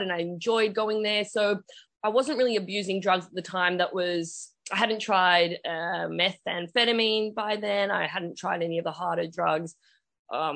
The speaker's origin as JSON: {"language": "English", "country": "Australia", "tie": "born or raised there", "said": "I am Australian and I was born here"}